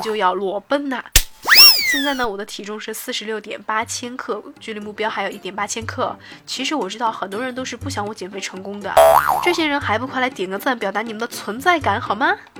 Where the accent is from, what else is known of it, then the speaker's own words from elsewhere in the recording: Chengdu, Sichuan, China; 我的成都老乡